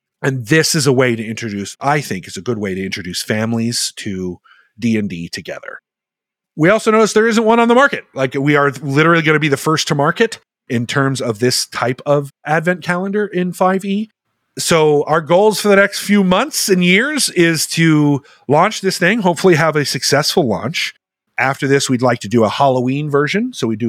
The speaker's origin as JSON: {"language": "English", "country": "Germany", "tie": "born or raised there", "said": "I grew up in Germany because I grew up in a military family."}